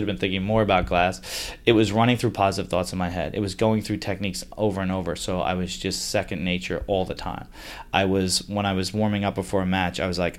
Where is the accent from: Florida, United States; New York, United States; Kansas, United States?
New York, United States; Long Island; New York guy, growing up on Long Island, one of five kids, big family